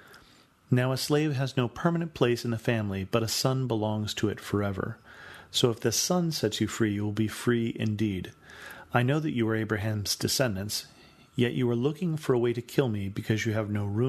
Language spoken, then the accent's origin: English; United States; as an American